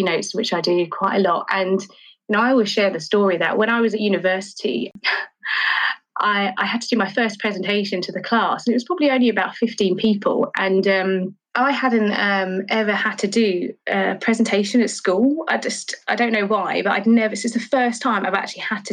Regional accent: London, United Kingdom; I grew up in Charlton

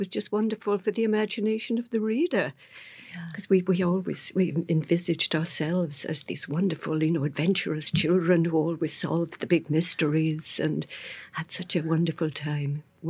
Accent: Swansea, Wales, United Kingdom; I think I was born and grew up in exactly the right place. Mm-hmm. The Second World War was still on when I was born, which dates me. The Swansea wa

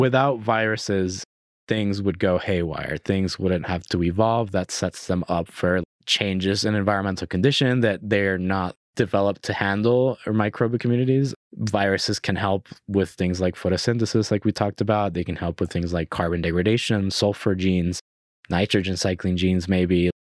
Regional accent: Puerto Rico; moved away; I was born and raised in Puerto Rico. I spent my whole life in Puerto Rico.

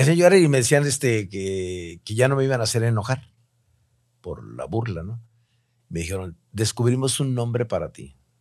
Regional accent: Tijuana, Baja California, Mexico; also born or lived in Mexico City; llegué a Tijuana, después de haber trabajado para Televisa México y, la radio XCW, este, me regresé a mi terruño querido

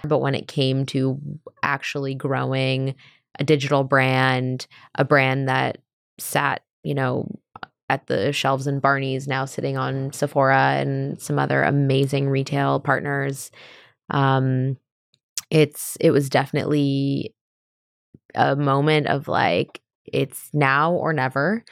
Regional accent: California, United States; we're from California

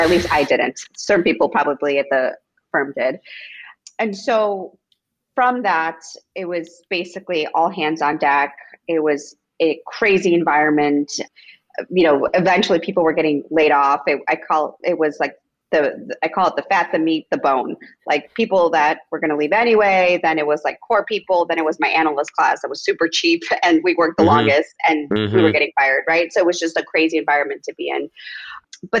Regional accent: Itasca, Illinois, United States; born or raised there; English is a second language; also born or lived in Mexico / Rogers Park, Chicago; now in Chicago, United States

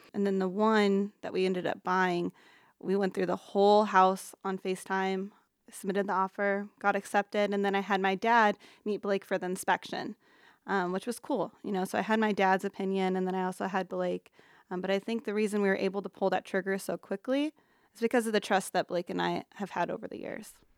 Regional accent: Council Bluffs, Iowa, United States; moved away as an adult; also born or lived in Sarasota, Florida; born and raised in Council Bluffs

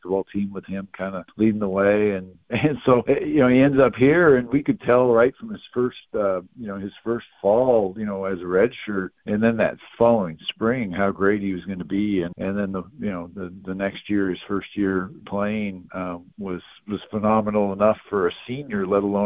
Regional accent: Yakima, Washington, United States; back when I was growing up in Yakima

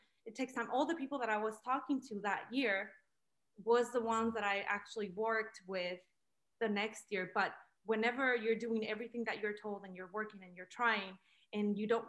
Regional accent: Mexico; now in United States; my studies were not recognized here because I'm from Mexico. So I got my degree from Mexico.

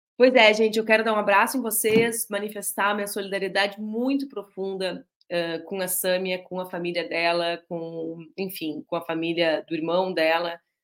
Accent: border region of Rio Grande do Sul, Brazil; also born or lived in Porto Alegre; Eu sou do Rio Grande do Sul e sou nascida em Porto Alegre, mas cresci na região da fronteira.

